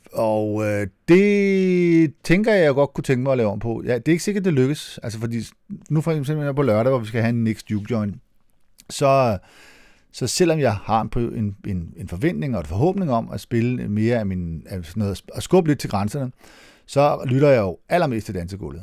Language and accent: Danish; Næstved, Zealand, Denmark; Det hedder Næstved Finden, der hvor jeg kommer fra, og det er ikke, øh, positivt ment